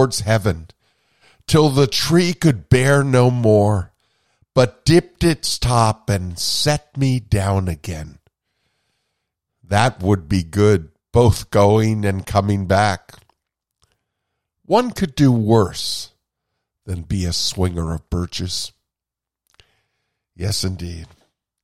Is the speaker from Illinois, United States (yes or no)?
no; Vermont, United States; I grew up in Vermont with birches around me